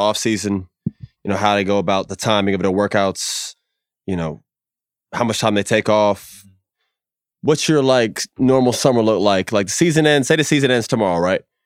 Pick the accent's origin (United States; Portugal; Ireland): United States; Florida; growing up in Florida